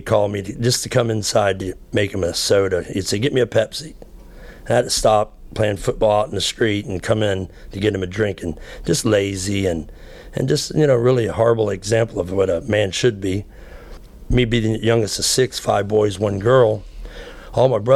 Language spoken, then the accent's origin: English; Florida, United States; I grew up in Florida